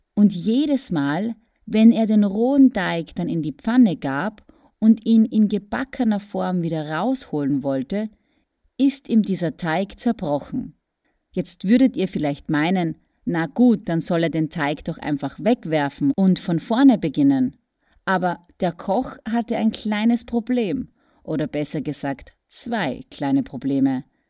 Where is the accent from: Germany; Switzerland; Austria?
Austria; ich bin in Österreich geboren und aufgewachsen.